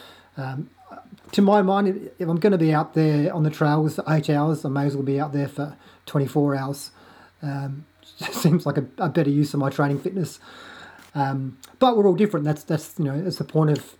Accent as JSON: {"language": "English", "town": "Adelaide", "region": "South Australia", "country": "Australia", "moved": "yes", "said": "I'm from Adelaide originally"}